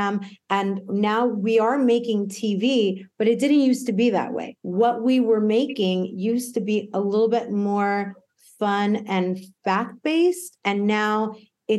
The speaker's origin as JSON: {"language": "English", "region": "East Coast", "country": "United States", "moved": "yes", "lives_now": "Los Angeles, United States", "said": "I'm from the East Coast"}